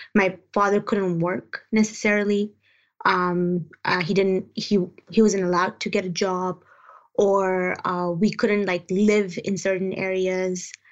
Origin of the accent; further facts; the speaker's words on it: Peshawar, Khyber Pakhtunkhwa, Pakistan; also born or lived in Afghanistan; now in London, United Kingdom; So I lived uh, a good a significant chunk of my life uh, growing up as a refugee um, in Peshawar, Pakistan.